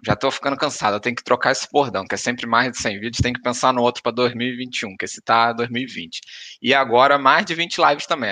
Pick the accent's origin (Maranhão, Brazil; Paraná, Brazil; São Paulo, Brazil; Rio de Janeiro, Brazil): Rio de Janeiro, Brazil; sou carioca ali da gema